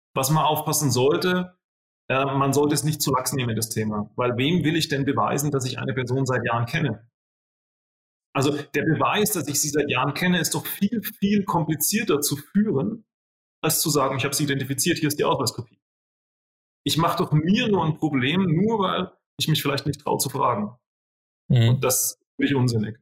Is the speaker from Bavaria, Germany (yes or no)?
yes; southern Bavaria, Germany; bei uns in Südbayern